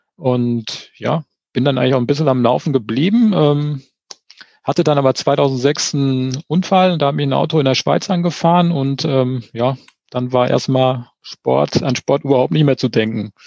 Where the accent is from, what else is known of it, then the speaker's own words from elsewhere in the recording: Sauerland, North Rhine-Westphalia, Germany; also born or lived in Finnentrop / Olpe district; now in Eschborn, Germany; ich komme so wie du aus dem tiefsten Sauerland